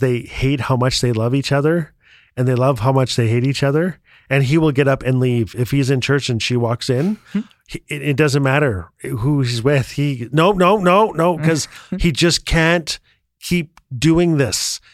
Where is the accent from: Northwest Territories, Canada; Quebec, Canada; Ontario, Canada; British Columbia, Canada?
Northwest Territories, Canada; Fort Smith; I was born and raised in Fort Smith, Northwest Territories